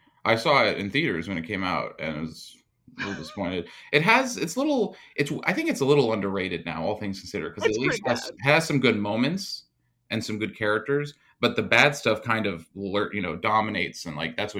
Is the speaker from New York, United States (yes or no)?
yes; New York City, New York, United States; I'm not southern. I'm from New York City.